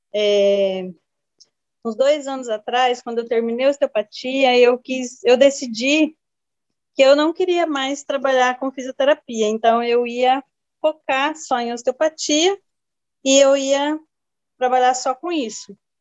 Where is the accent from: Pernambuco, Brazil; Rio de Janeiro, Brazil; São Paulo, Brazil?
São Paulo, Brazil; Jales; moved away as an adult; now in Rondônia, Brazil; nasci em Jales, São Paulo. Fiquei, aos 22 anos, eu vim para Rondônia